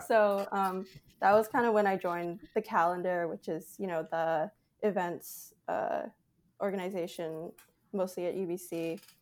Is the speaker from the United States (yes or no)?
no; Canada; I'm Canadian